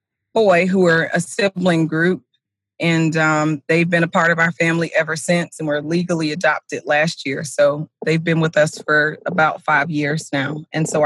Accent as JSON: {"language": "English", "region": "South Florida", "country": "United States", "moved": "as an adult", "lives_now": "Sumner County, Tennessee, United States", "said": "we are originally from South Florida, which is extremely diverse in comparison to Tennessee"}